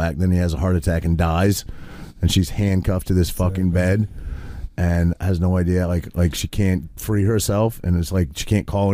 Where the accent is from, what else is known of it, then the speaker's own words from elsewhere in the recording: Maine, United States; I grew up in Maine